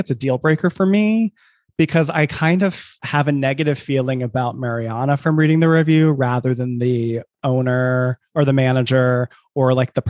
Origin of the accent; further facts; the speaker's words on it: South Carolina, United States; I'm from South Carolina